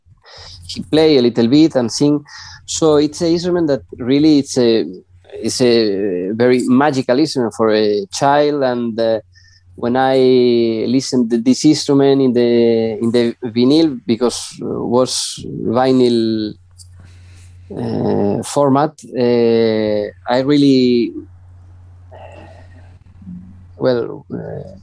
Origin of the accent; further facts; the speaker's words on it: Valladolid, Castile and León, Spain; English is a second language; moved away as an adult; now in Santiago de Compostela, Spain; I was born in Valladolid